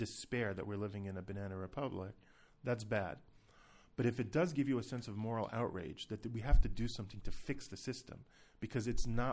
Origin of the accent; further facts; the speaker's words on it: United States; now in Israel; growing up in the United States